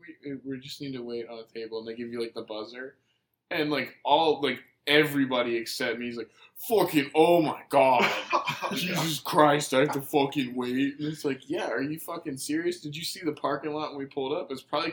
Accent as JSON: {"language": "English", "region": "New York", "country": "United States", "said": "I'm from New York. Fuck you. How about that?"}